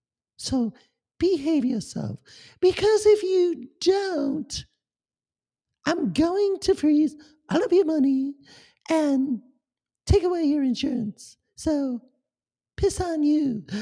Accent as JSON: {"language": "English", "country": "Germany", "said": "Even though I'm not really English, I am from Germany, but don't tell anybody that."}